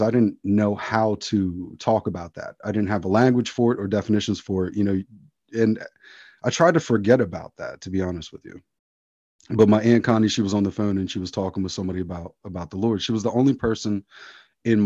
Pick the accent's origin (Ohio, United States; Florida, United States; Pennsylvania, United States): Pennsylvania, United States; outside of Philadelphia; I grew up very secular outside of Philadelphia, Pennsylvania